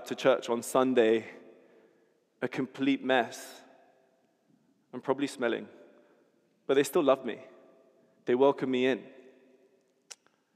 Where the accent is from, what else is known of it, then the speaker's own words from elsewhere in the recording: London, United Kingdom; also born or lived in Miami; my grandmother, who lived here in London, brought me over from America, brought me to London, and I got to grow up around my extended family